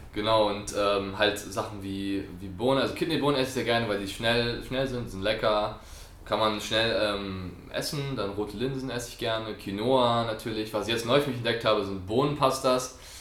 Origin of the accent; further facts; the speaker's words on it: France; moved away; ich bin Franzose